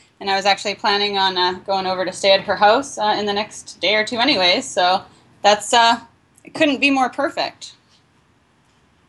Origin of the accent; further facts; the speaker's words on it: Canada; moved away; I lived in Canada, I grew up in Canada, in a place where we had no black people